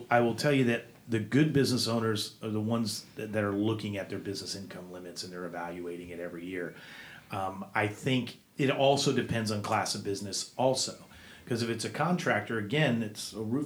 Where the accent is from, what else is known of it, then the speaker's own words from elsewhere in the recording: Florida, United States; growing up in Florida